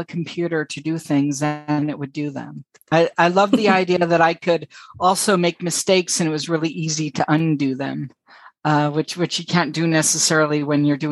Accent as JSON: {"language": "English", "region": "California", "country": "United States", "also_born_or_lived": "San Francisco / Boston / Lake Tahoe / Amsterdam", "moved": "as an adult", "said": "I'm from California"}